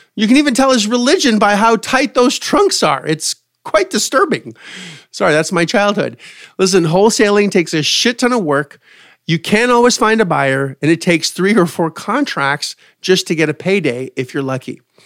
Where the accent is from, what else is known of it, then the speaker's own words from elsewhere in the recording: Canada; I'm from Canada.